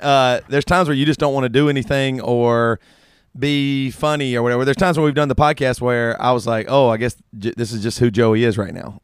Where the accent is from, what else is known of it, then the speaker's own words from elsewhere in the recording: the South, United States; growing up in the South